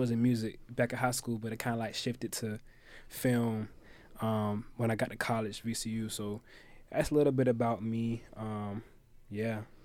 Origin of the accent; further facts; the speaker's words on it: Virginia Beach, Virginia, United States; I'm from Virginia Beach, Virginia